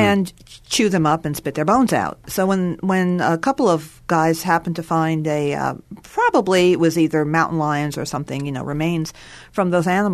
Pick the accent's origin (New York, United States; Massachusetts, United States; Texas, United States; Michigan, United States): New York, United States; now in Missouri, United States; I come from New York